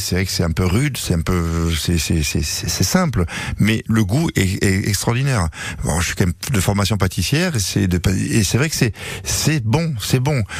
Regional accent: France; moved away; je suis français. Euh, moi, on m'appelle le français

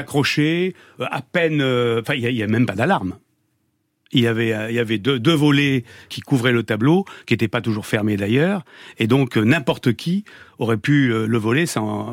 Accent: Lot-et-Garonne, Nouvelle-Aquitaine, France; j'ai passé toute mon enfance dans le Lot-et-Garonne, donc euh, à Gonto-Nogaret

